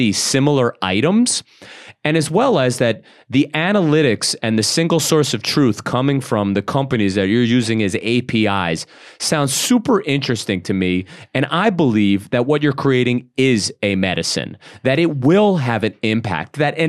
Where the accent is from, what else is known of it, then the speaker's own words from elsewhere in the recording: Brooklyn, New York, United States; I'm from Brooklyn, right? Mm-hmm. And when growing up in Brooklyn, we wouldn't even give our real name.